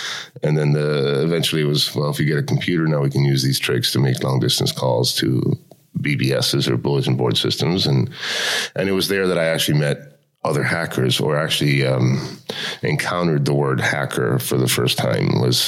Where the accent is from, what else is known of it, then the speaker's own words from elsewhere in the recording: Miami, Florida, United States; also born or lived in Cuba / Spain / Los Angeles; now in Tallinn, Estonia; I was born in Cuba. {S1} Okay. {S3} And at the age of 7, I actually left with my family. We spent a year in Spain and then Miami, and that's where I grew up was in Miami